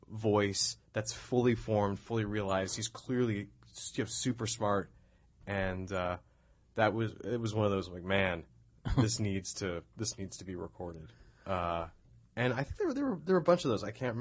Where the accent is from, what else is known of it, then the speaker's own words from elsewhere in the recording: New York, United States; I love New York. That was one of the. I'm a New Yorker at heart.